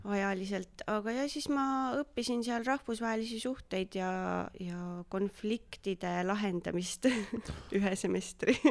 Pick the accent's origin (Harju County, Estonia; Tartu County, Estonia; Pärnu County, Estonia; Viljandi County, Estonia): Viljandi County, Estonia; Viljandi; moved away as an adult; also born or lived in Tallinn; now in Nõo, Estonia; aga pärit olen Viljandist, kasvasin üles Viljandimaal ja käisin seal äh, põhikoolis, keskkoolis